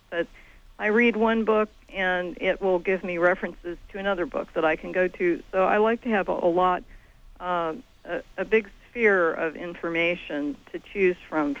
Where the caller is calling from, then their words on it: Tennessee, United States; I'm in Tennessee right